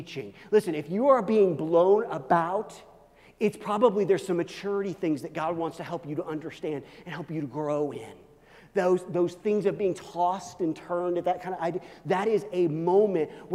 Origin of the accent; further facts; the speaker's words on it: Kansas City, Missouri, United States; I grew up in Kansas City where the Royals play